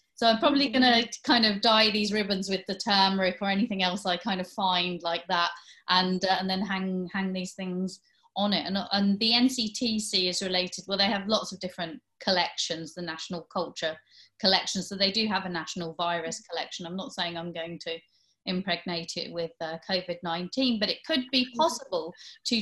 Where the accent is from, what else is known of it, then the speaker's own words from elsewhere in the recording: Hastings, South East England, United Kingdom; I grew up in Hastings